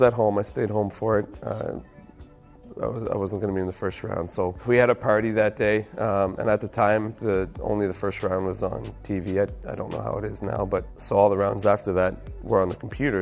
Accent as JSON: {"language": "English", "town": "Halifax", "region": "Nova Scotia", "country": "Canada", "tie": "born or raised there", "said": "the Maritimes and growing up where I did is it's a very simple life"}